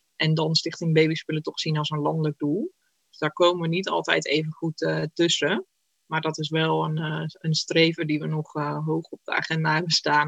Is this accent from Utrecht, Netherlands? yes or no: yes; Utrecht, Netherlands; ik kom uit Utrecht